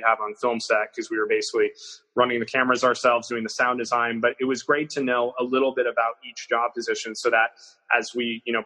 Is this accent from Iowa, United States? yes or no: yes; Iowa, United States; we have known each other since we were 11 years old, and we grew up in Iowa together